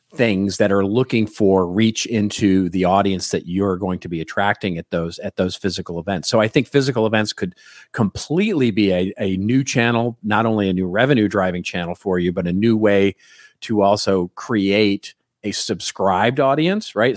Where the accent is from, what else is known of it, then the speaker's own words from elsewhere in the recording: Dallas, Texas, United States; moved away; I'm from Dallas originally